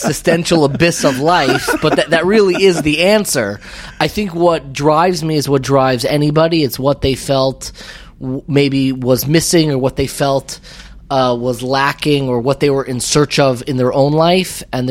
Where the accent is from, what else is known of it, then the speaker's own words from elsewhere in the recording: Five Towns, New York, United States; I grew up in the Five Towns before it was the Five Towns.